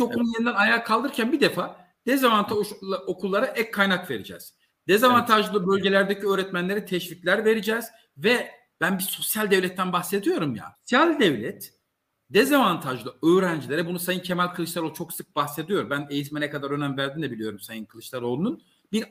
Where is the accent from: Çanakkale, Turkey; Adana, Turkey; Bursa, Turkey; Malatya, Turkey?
Malatya, Turkey; biyolojik olarak Malatyalıyım. Ben Malatya'nın bir devlet okulunda yetiştim.